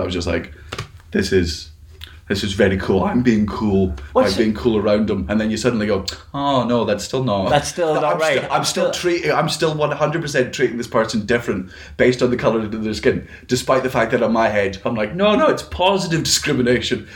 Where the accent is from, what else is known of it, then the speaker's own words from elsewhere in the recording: Fife, Scotland, United Kingdom; I grew up in Fife